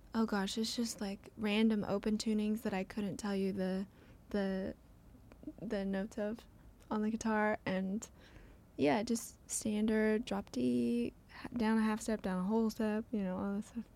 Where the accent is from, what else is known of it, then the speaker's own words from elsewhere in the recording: Franklin, Tennessee, United States; I grew up where, in Franklin